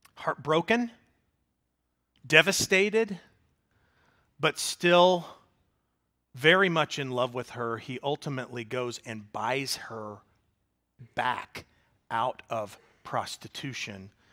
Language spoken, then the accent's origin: English; Springfield, Missouri, United States; also born or lived in Mobile, Alabama; I was raised in Springfield, Missouri, 'cause I moved there in, when I was two